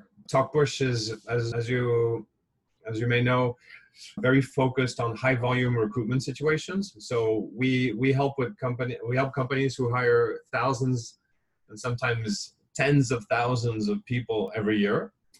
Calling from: Hong Kong; I'm calling you from Hong Kong, where things are pretty quiet.

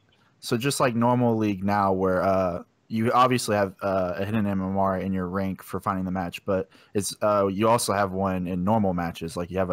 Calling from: Memphis, Tennessee, United States; Memphis, Tennessee.

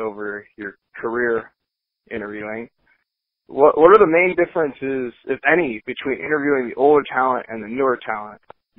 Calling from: Yuma, Arizona, United States; I'm calling from Yuma, Arizona.

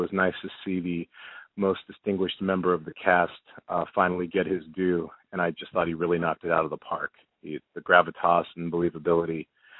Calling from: New York City, New York, United States; from New York City.

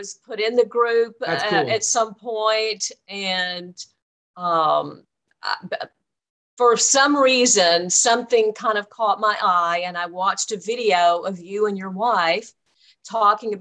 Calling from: Dallas, Texas, United States; I'm calling from Dallas, Texas.

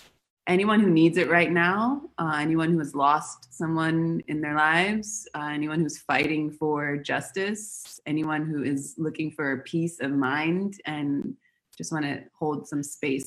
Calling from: Buenos Aires, Argentina; So I'm calling from Argentina. I'm in Buenos Aires right now.

